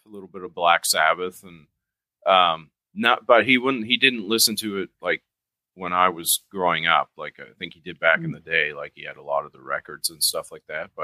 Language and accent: English; Canada; we're Canadian